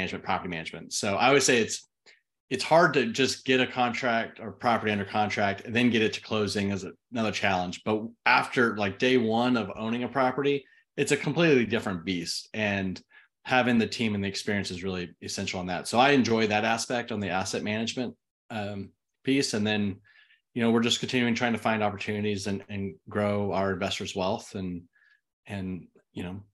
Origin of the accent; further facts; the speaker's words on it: Austin, Texas, United States; also born or lived in Twentynine Palms, California; now in College Station, United States; I was born and raised in Austin.